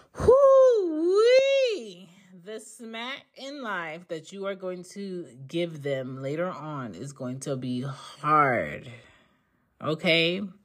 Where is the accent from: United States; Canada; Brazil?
United States; Philadelphia, Pennsylvania; moved away as an adult; also born or lived in New York / the South; I grew up in Philly